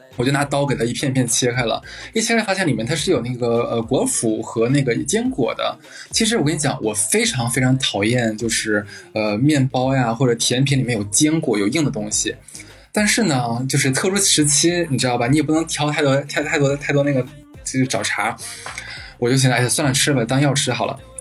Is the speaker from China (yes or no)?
yes; Harbin, Heilongjiang, China; moved away; 我的老家就是黑龙江省嘛，我们那边产榛子，所以从小我就是每年都是吃着榛子长大的